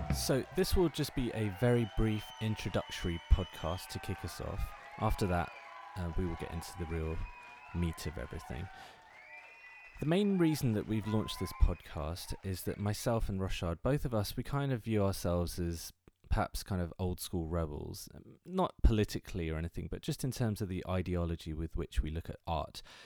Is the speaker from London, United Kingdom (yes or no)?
yes; London, United Kingdom; I am from London, England